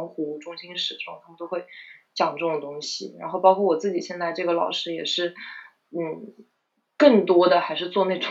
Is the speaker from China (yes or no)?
no; South Korea; Chinese is a second language; 啊，对我们，而且我们韩国人巨多，就一一一个届可能有六十个韩国留学生这样子，对。